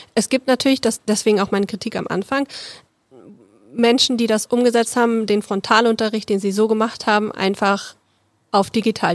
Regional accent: Berlin, Germany; moved away; ich komme ursprünglich aus Berlin und wir haben da so einen großen schönen Zoo

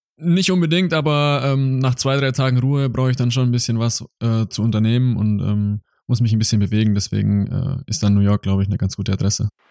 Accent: small village near Augsburg, Bavaria, Germany; moved away as an adult; now in Mannheim, Germany; Es war ein sehr, sehr kleines Dorf. Wir, ähm, meine Eltern wohnen im Ort, der hat nur knapp 700 Einwohner.

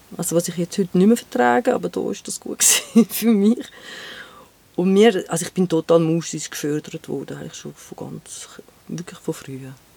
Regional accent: Rümlang, Zurich, Switzerland; now in Geneva, Switzerland; Ich bin in Römlang aufgewachsen

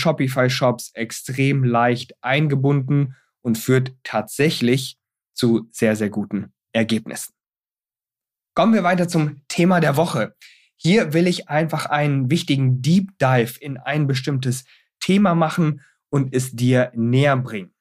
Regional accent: Germany; bei uns in Deutschland

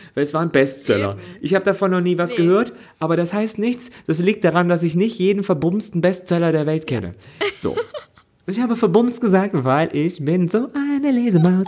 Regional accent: Germany; ich es da als Deutscher

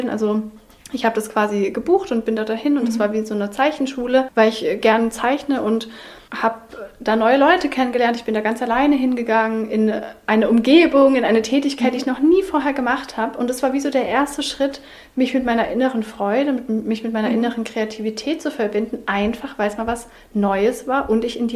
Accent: Southern Germany, Germany; Denn ich bin in Süddeutschland aufgewachsen.

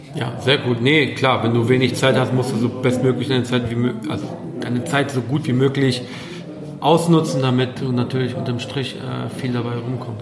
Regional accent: Poland; ich als Pole

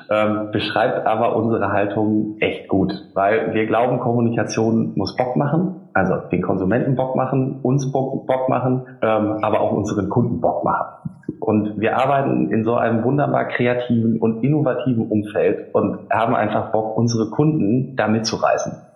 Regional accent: Lower Saxony, Germany; now in Düsseldorf, Germany; Da ich ja auch nur zugezogener Düsseldorfer bin und kein echtes ah. rheinisches Kind, ich komme aus dem Emsland. Der eine oder andere mag es kennen. Wir haben äh, mehr Schweine und Hühner als Einwohner.

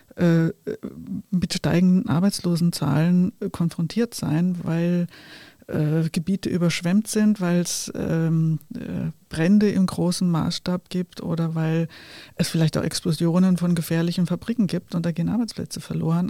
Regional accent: Germany; ich bin in einer Zeit in Deutschland groß geworden

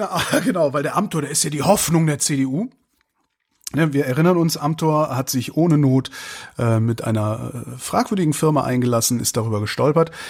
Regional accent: Mecklenburg-Vorpommern, Germany; Nach dem Ende der Sitzungszeit habe ich mir in meiner Heimat Mecklenburg-Vorpommern im Fischland und auf dem Dars viele Gedanken gemacht

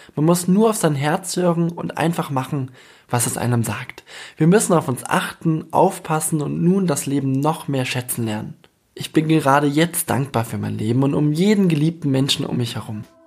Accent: Bamberg, Bavaria, Germany; moved away as an adult; also born or lived in New York; fern von meiner Heimat Bamberg

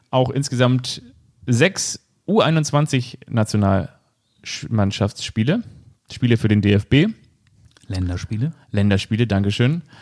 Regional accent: Neunkirchen, Lower Austria, Austria; born there; Ich bin in Neunkirchen geboren, ganz genau, und zwar am 7. April. Und Neunkirchen ist in Österreich.

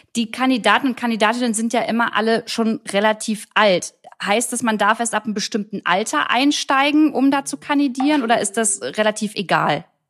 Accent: Germany; hier bei uns in Deutschland

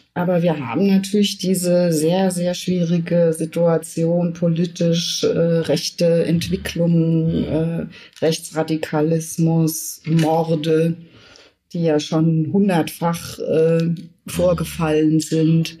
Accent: Germany; also born or lived in France / Scotland; als Jugendliche war ich im Ausland mm, und wurde dort als Deutsche abgelehnt

